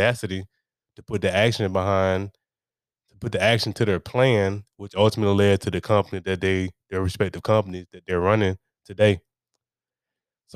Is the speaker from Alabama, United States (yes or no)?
yes; Montgomery, Alabama, United States; born and raised in Montgomery, Alabama, also known as the Gumptown